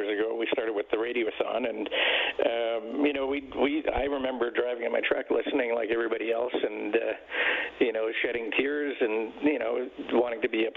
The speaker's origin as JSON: {"language": "English", "town": "Edmonton", "region": "Alberta", "country": "Canada", "tie": "born or raised there", "said": "I was born and raised in Edmonton"}